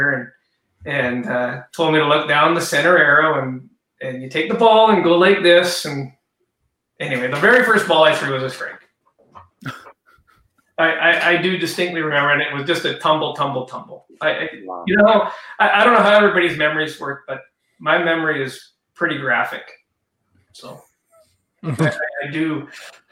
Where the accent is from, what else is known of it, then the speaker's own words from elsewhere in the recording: Victoria, British Columbia, Canada; I'm from Victoria